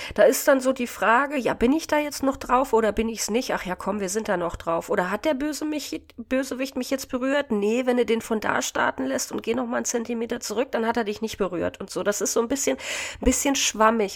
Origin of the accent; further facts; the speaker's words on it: the East, eastern Germany, Germany; accent: Hochdeutsch; moved away; also born or lived in Hannover; ursprünglich, Jungs, komme ich ja auch aus dem Osten